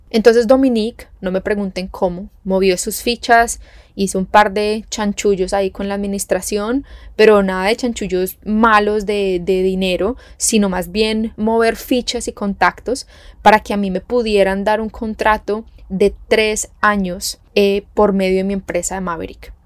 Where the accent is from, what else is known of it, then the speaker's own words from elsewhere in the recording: Tolima, Colombia; moved away as an adult; now in Australia; Yo soy orgullosamente tolimense